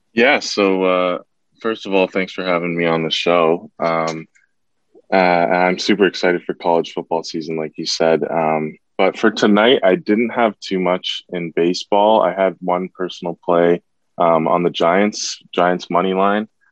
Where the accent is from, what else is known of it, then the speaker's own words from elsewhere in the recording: Toronto, Ontario, Canada; I'm from Toronto myself